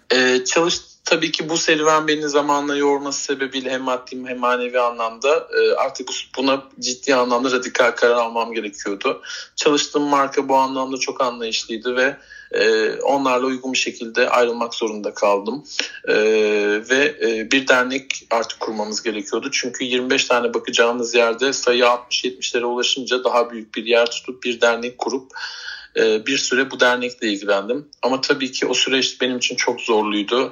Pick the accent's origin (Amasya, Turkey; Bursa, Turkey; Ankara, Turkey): Bursa, Turkey; bebekliğim e, Elmas Bahçeler Mahallesi'nde geçti. E, daha sonrasında işte e, büyüdükten sonra taşındık oradan. E, yine Bursa'nın Yıldırım ilçesinde uzun yıllarca yaşadık.